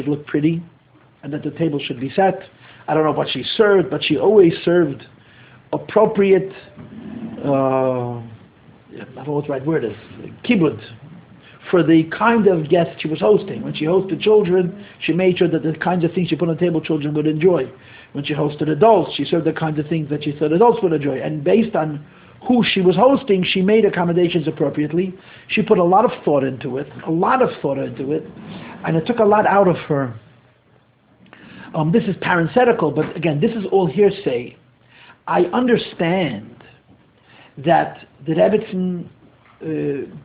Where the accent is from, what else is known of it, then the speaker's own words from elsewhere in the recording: New York City, New York, United States; I'm born and bred in Crown Heights. I grew up here